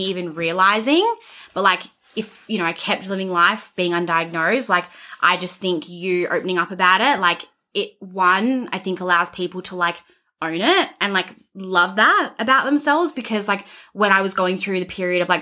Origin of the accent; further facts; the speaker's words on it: Australia; I'm Australian